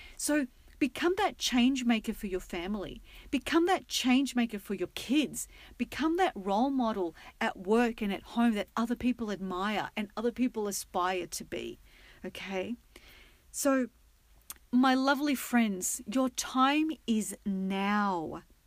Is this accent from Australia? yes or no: yes; Australia; now in United States; being an Aussie